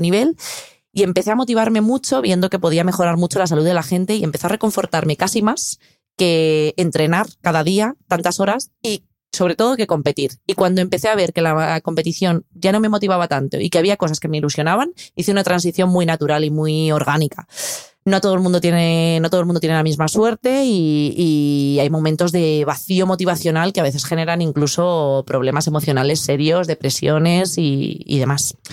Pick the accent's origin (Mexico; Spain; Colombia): Spain